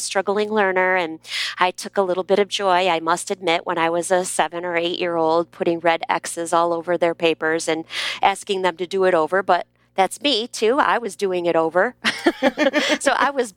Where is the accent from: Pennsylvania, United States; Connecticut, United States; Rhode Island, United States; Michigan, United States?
Michigan, United States; accent: Midwest; moved away as an adult; also born or lived in Texas; I grew up in Michigan and I was an only child for 10 years